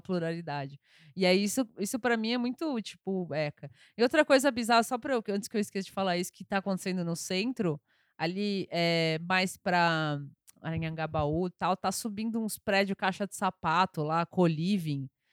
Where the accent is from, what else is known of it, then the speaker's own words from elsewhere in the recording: São Paulo, Brazil; eu sou paulistana, eu nasci, aqui, inclusive nasci na Avenida Paulista